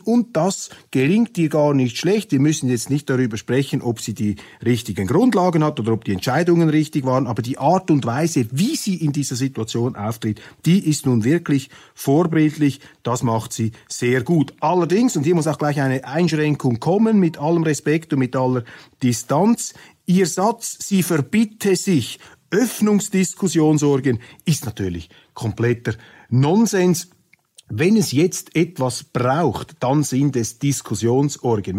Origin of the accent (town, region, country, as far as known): Switzerland